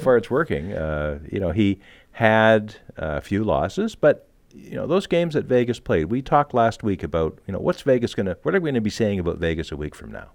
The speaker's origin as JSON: {"language": "English", "country": "Canada"}